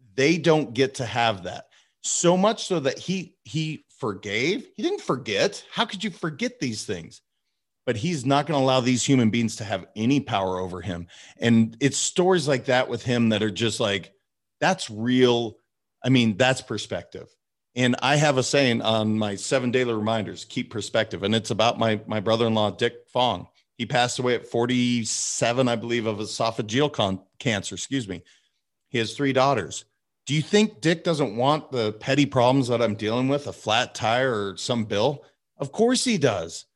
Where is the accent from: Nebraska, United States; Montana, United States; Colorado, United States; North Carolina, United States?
Montana, United States; also born or lived in California; now in Boca Raton, United States; I was raised in Montana